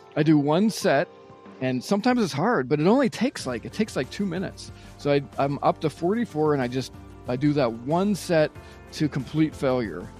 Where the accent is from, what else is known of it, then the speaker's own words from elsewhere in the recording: Pittsburgh, Pennsylvania, United States; I was born just outside of Pittsburgh, Pennsylvania